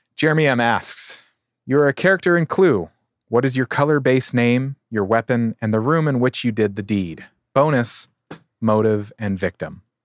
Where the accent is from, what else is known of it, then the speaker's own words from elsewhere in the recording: San Diego, California, United States; I get to be in my hometown